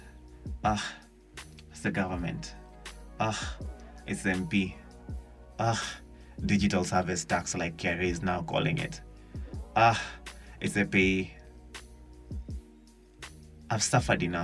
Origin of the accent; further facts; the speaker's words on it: Kenya; I'm a Kenyan youth who suffered